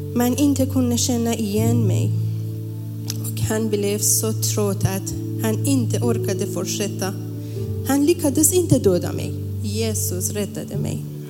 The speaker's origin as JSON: {"language": "Swedish", "country": "Iran", "moved": "as an adult", "lives_now": "Sweden", "said": "Jag älskar mitt hemland. Jag saknar Iran."}